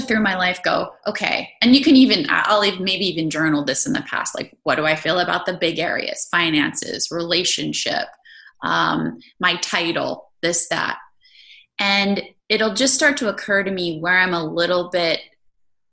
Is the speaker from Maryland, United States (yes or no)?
yes; Maryland, United States; I grew up in Maryland